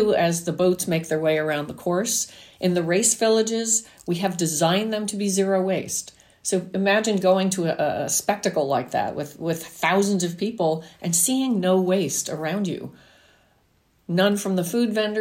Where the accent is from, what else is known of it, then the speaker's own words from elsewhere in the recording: New Jersey, United States; me growing up in New Jersey